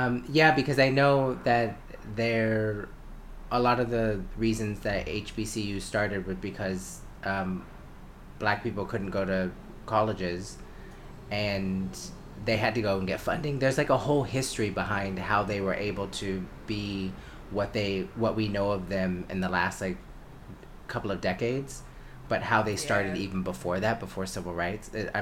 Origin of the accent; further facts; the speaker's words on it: United States; as an American and as a Black American